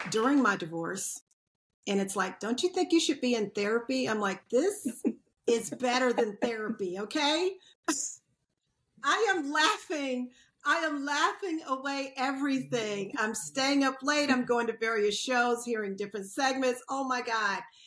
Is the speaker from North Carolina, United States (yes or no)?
yes; Asheville, North Carolina, United States; growing up in the mountains